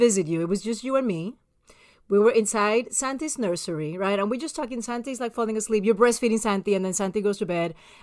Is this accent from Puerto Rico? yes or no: yes; San Juan, Puerto Rico; moved away; I'm from the capital of Puerto Rico, San Juan